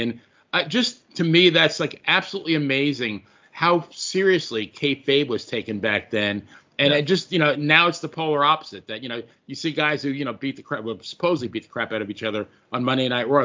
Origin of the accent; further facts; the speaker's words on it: Long Island, New York, United States; I grew up on Long Island, New York